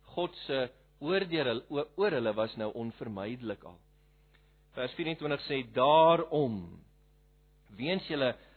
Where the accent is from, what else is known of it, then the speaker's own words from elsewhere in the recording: Malmesbury, Western Cape, South Africa; moved away as an adult; now in Pretoria, South Africa; Ek is van Malmesbury af oorspronklik.